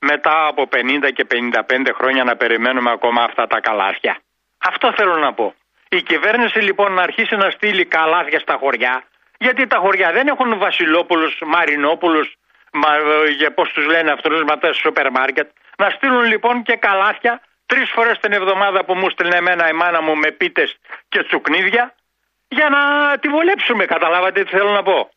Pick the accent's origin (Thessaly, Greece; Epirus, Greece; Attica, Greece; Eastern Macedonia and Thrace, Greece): Epirus, Greece; Arta; Όταν μεγάλωσα και έγινα 12 χρονών και έφυγα από το χωριό μου από την Άρτα γιατί από εκεί κατάγομαι, πήγα στο γυμνάσιο της Άρτας